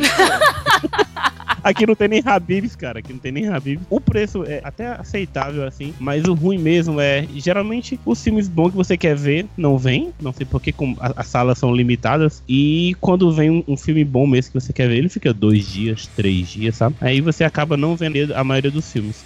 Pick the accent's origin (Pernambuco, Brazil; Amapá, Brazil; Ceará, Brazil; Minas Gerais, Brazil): Ceará, Brazil; Juazeiro do Norte; nós aqui, Juazeiro do Norte